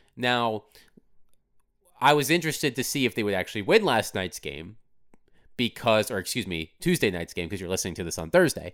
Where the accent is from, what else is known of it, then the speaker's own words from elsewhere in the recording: Virginia Beach, Virginia, United States; moved away as an adult; also born or lived in Durham, North Carolina / Washington, D.C.; now in Nashville, United States; raised in Virginia Beach, Virginia.